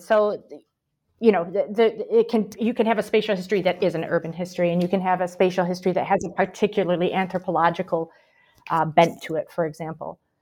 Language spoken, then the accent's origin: English; Michigan, United States; also born or lived in Paraguay / Brazil; now in Birmingham, United Kingdom; I'm from Michigan originally, but I lived a long time in South America as well, mostly in Paraguay and Brazil